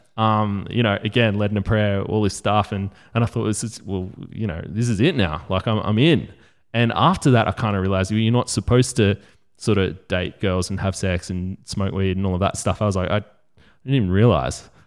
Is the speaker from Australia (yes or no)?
yes; Australia; we grew up in Australia